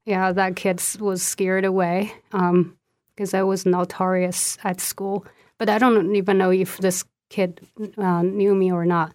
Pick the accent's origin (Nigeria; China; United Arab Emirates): China; Sichuan; first language Sichuanese; English is a second language; moved away as an adult; also born or lived in Nebraska / Athens, Ohio; now in United States; I was born and raised in Sichuan